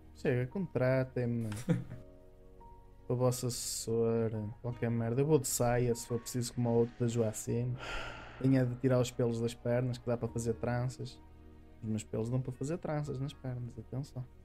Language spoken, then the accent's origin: Portuguese; Minho, Portugal; eu sou minhoto e os minhotos são assim muito labregos